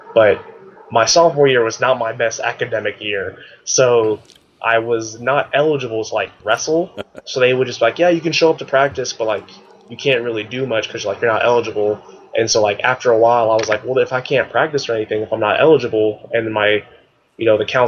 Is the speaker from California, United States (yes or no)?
yes; Palmdale, California, United States; So I grew up in a place called Palmdale, California, which is like an hour away from LA.